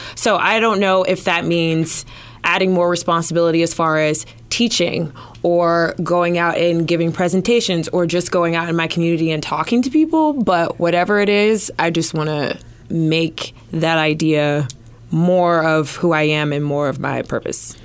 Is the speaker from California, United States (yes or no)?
yes; Los Angeles, California, United States; moved away as an adult; also born or lived in Arizona / Georgia; now in Des Moines, United States; I'm originally from Los Angeles